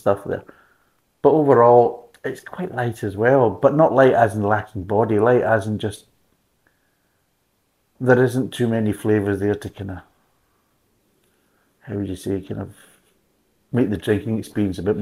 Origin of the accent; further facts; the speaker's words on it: United Kingdom; being British